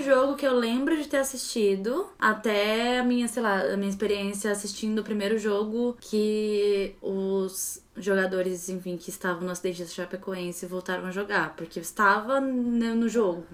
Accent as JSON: {"language": "Portuguese", "area": "ABC", "region": "São Paulo", "country": "Brazil", "tie": "born or raised there", "also_born_or_lived": "Northeast Brazil", "said": "Eu cresci no ABC. Enfim, eu nasci no ABC, morei no Nordeste, depois voltei pra ABC"}